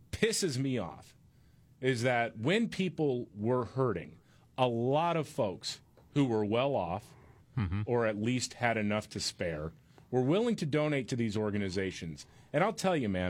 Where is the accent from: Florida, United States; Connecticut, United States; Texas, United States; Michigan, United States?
Texas, United States; I grew up in Texas